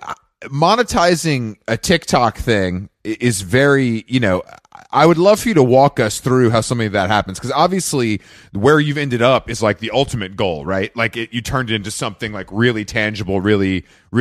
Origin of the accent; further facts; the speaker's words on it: Atlanta, Georgia, United States; moved away as an adult; now in New York, United States; I moved here when I was probably like 24. I was from Atlanta. Like, I had never lived anywhere else.